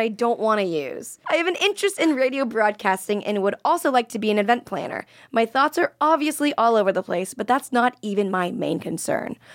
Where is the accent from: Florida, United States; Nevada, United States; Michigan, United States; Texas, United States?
Florida, United States; moved away; I was from Florida